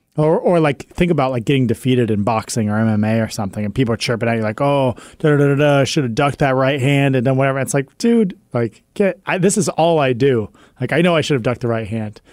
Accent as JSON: {"language": "English", "region": "West Coast", "country": "United States", "also_born_or_lived": "Boston", "said": "On the West Coast, we pronounce them the same"}